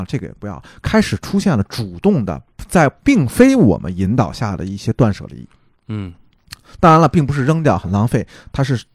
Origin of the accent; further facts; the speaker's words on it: China; 这是我们中国人的误区